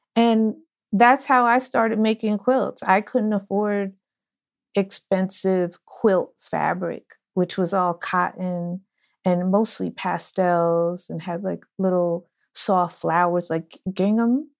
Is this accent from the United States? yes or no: yes; Orange, New Jersey, United States; I am from New Jersey, Orange, New Jersey, but my father's from Ghana and my mother's from New Orleans